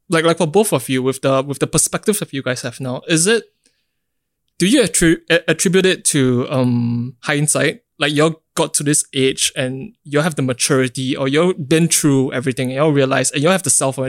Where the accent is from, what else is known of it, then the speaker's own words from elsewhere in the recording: Singapore; growing up in Singapore myself